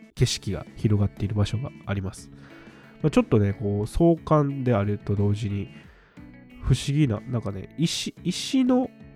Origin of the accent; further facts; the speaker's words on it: Nara, Japan; also born or lived in Kyoto; 僕は奈良県生まれ、奈良県育ち、ちょっと京都で行って、また今奈良県